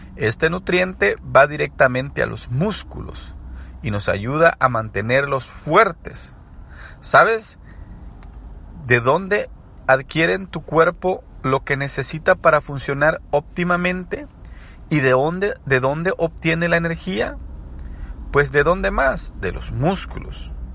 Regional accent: El Salvador; soy salvadoreño

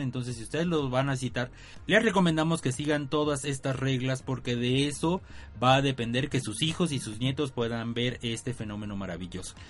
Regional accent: Mexico; No tomábamos cerveza en México, no tomábamos vino, ni coñac, ni nada

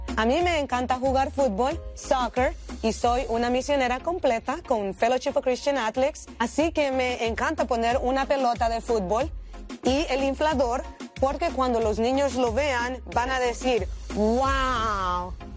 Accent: Honduras; soy de Honduras

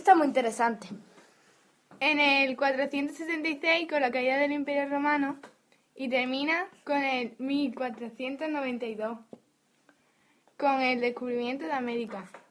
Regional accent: Spain; Somos españoles

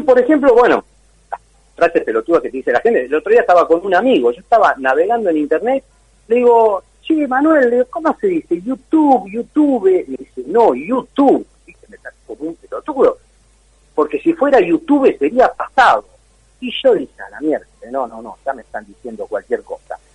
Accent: Argentina; ¿Cómo somos los argentinos?

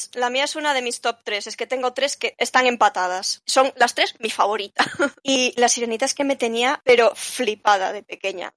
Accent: Spain; yo soy española

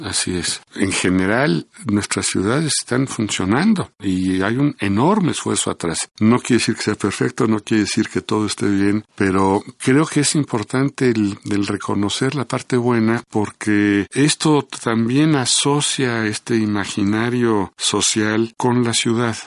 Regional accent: Mexico; como mexicano

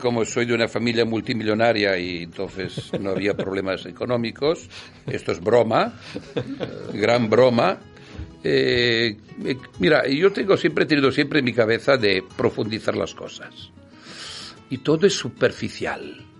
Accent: Italy; Spanish is a second language; now in Spain; Nací en una zona de Europa llamada Italia y, y ahora estoy en otra zona

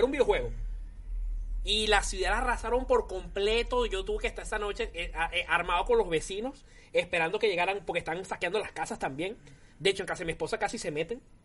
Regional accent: Puerto Ordaz, Bolívar, Venezuela; moved away as an adult; now in Spain; yo soy de Puerto Ordaz, nací en Puerto Ordaz, pero eh, no fue en mi ciudad natal, fue donde estaba viviendo, disculpa, en Ciudad Bolívar

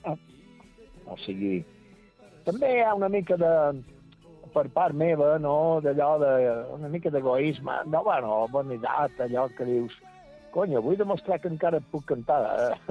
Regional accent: Santa Maria del Camí, Balearic Islands, Spain; pel meu lloc que vaig néixer i que vaig viure la meva joventut

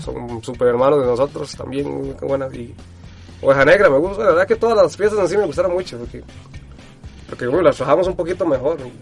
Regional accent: Costa Rica

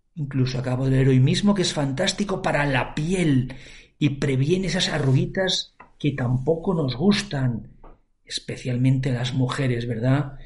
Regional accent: Valencia, Valencian Community, Spain; soy de Valencia, en Valencia mm, hablamos el valenciano

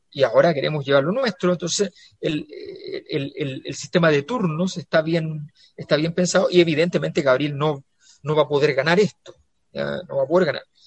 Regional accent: Santiago, Santiago Metropolitan Region, Chile; yo era la cisterna

